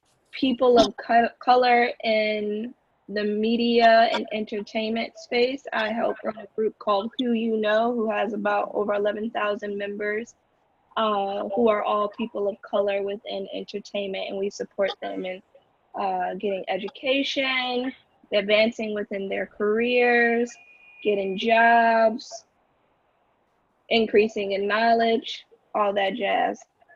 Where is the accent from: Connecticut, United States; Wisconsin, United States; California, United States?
Connecticut, United States; now in New York City, United States; I'm originally from Connecticut, and I live in New York City, so I'm calling from New York City, my current home. I feel like I'm many things. I'm a lover of God.